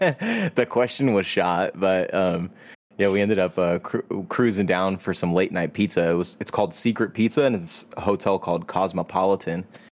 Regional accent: Northern California, United States; well, I'm from Northern California

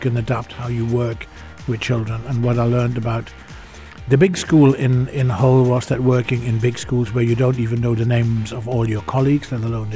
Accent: Netherlands; moved away as an adult; also born or lived in United Kingdom; I grew up in the Netherlands in a coal mining area.

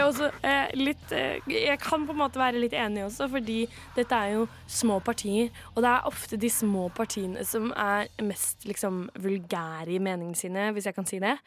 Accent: Kragerø, Vestfold og Telemark, Norway; moved away as an adult; now in Oslo, Norway; hjembyen min, Kragerø, som jeg er folkeregistrert

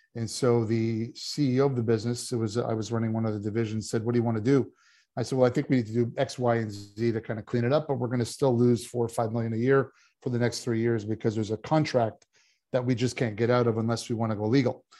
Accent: Canada; coming from Canada, I did play hockey

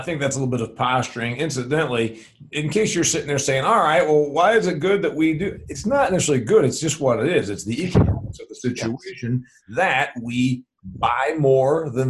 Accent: Indiana, United States; Here in Indiana, not too far from my hometown, they used to make RCA televisions.

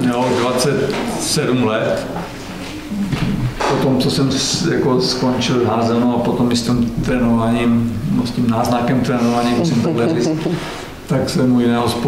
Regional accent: Czechia; Já jsem z Kvinkovic, bydlím tam teď pořád

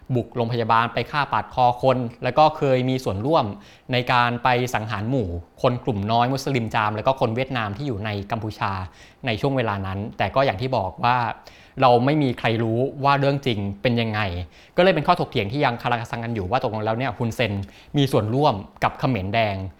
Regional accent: Thailand; พวกเรานะครับเป็นคนไทย

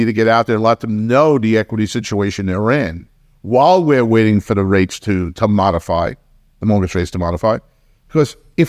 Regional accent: New York, United States; You know, I grew up in New York, and when we had snowstorms, they were snowstorms. You could be snowed in for 5 days.

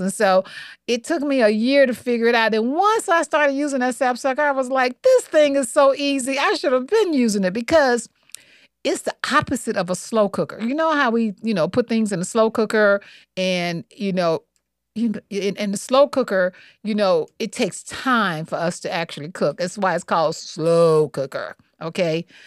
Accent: Montgomery, Alabama, United States; I grew up in the South, okay? Montgomery, Alabama

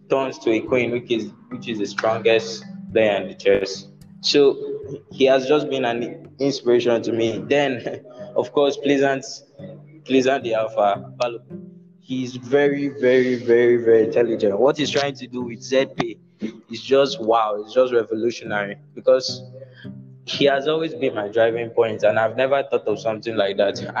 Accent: Nigeria; Yes, yes, I'm Nigerian.

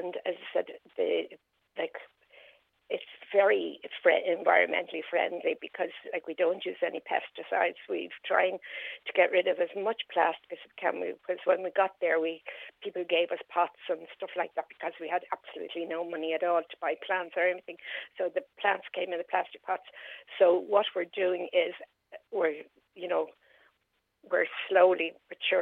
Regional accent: Dublin, Leinster, Ireland; moved away as an adult; now in Carlow, Ireland; I am not originally from Carlow. I'm from Dublin.

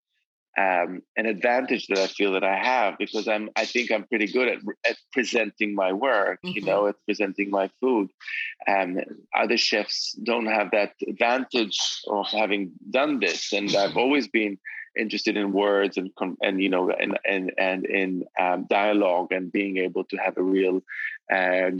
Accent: Jerusalem, Jerusalem District, Israel; moved away as an adult; also born or lived in Tel Aviv; now in London, United Kingdom; both growing up in Jerusalem

